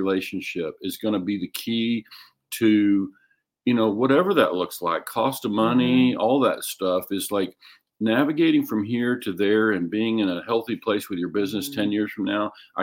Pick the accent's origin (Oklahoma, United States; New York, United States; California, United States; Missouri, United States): Oklahoma, United States; moved away; I'm originally from Oklahoma